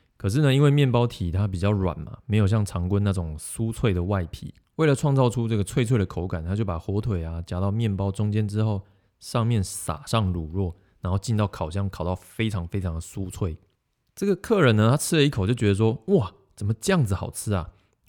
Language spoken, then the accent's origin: Chinese; Yunlin County, Taiwan; moved away; 因为我老家在云林嘛